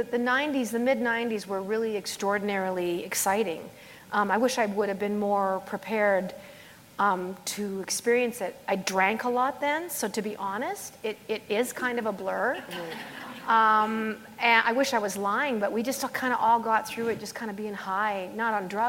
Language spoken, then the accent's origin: English; Springbank, Alberta, Canada; this is my hometown, basically. {S2} Yeah. {S3} I mean, I'm from Springbank